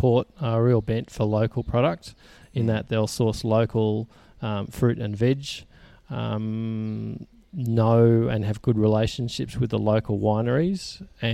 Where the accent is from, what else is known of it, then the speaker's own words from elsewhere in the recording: Sydney, New South Wales, Australia; moved away as an adult; also born or lived in Melbourne; now in Orange, Australia; I grew up in Sydney, and I've had a number of years in Melbourne